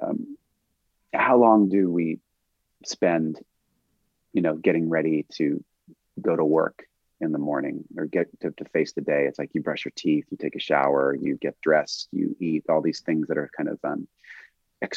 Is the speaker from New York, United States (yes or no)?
no; Santa Monica Mountains, California, United States; we grew up here in the Santa Monica Mountains